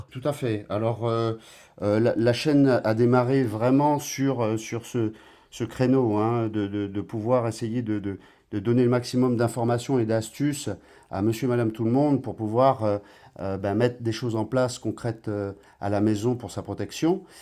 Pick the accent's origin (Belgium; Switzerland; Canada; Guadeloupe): Guadeloupe; now in Martinique; je suis guadeloupéen de naissance